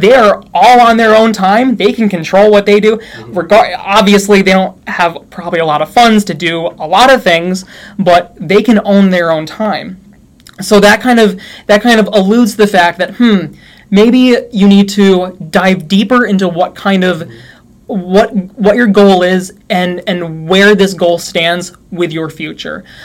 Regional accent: New York, United States; moved away as an adult; also born or lived in Utah; I'm from New York

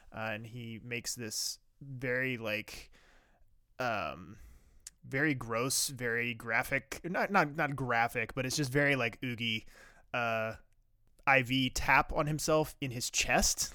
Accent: Virginia, United States; I live, I grew up in Virginia

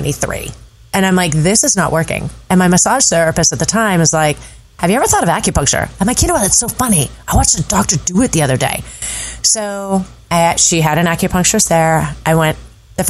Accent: Sacramento, California, United States; moved away; I'm originally from California, Sacramento

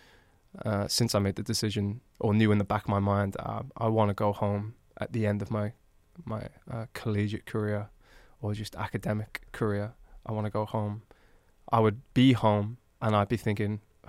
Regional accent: Newport, United Kingdom; moved away as an adult; I'm literally from Newport

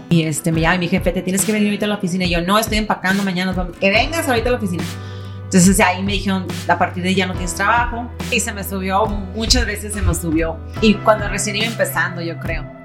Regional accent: San Diego, California, United States; also born or lived in Tijuana, Mexico; nací en San Diego por pura casualidad

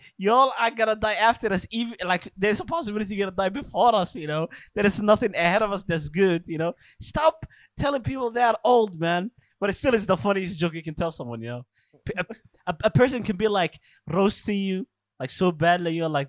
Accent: Alabama, United States; I'm an anti-vaxxer. I'm from Alabama, man. I ain't doing that shit, bro.

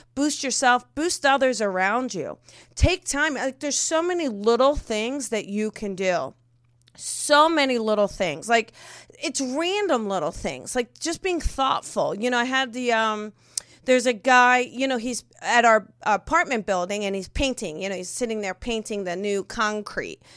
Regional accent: New Jersey, United States; moved away; growing up in Jersey

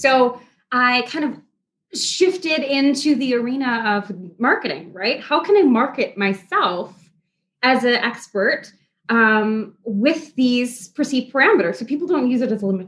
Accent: Midwest, United States; I'm from the Midwest, born and raised.

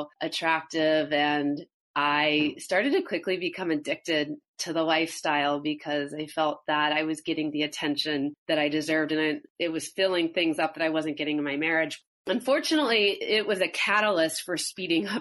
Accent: St. Louis, Missouri, United States; I grew up in St. Louis, Missouri, in the Midwest

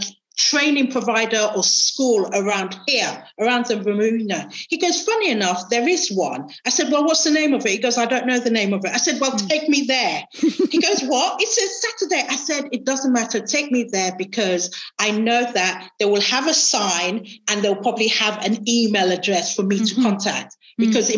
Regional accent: Nigeria; moved away; I grew up with him in Nigeria.

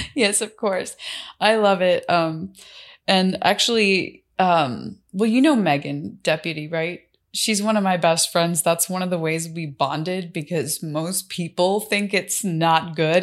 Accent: Miami, Florida, United States; I'm from Miami

